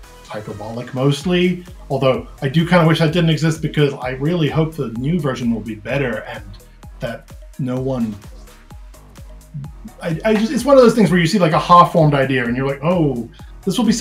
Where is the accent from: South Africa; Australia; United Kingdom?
South Africa; I'm a South African freelance illustrator.